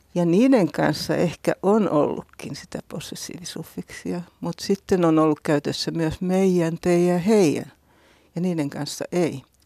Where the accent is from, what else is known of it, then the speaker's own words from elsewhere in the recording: Häme, Finland; tuolla meillä Hämeessä